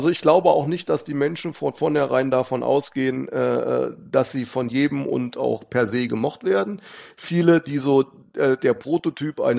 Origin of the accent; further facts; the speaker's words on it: Hofgeismar, Hesse, Germany; weil mir Hofgeismar am Herzen liegt, weil ich Hofgeismar einfach liebe, ist meine Heimat